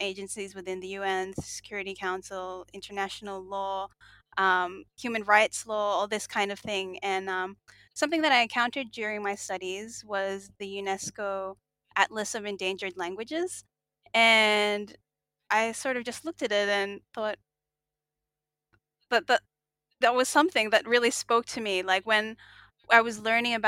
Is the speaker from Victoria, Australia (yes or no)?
no; Central Coast, New South Wales, Australia; first language English; also born or lived in Philippines; I was born in the Philippines and immigrated to Australia when I was a baby, and I grew up on the Central Coast. I grew up speaking English in my household.